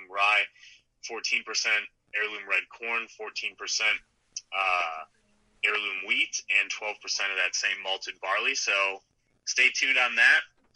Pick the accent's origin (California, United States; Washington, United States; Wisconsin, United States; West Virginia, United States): Wisconsin, United States; we're from Wisconsin